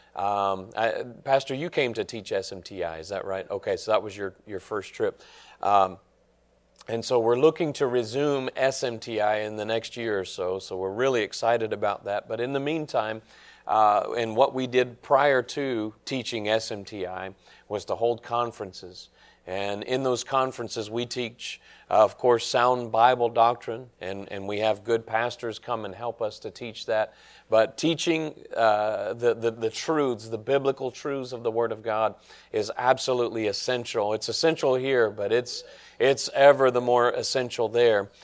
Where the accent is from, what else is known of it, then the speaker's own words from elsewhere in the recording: Nashville, Tennessee, United States; I grew up in Nashville